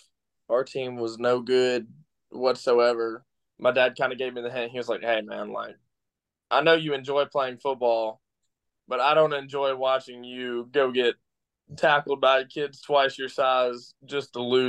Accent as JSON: {"language": "English", "region": "Mississippi", "country": "United States", "tie": "born or raised there", "also_born_or_lived": "Texas", "said": "I was born in Texas because my dad worked for Continental Express in Texas, and he got a job opportunity in Memphis and found a house in Mississippi, and we had family living there already, so we were like, all right, this will do, and it's where we settled down."}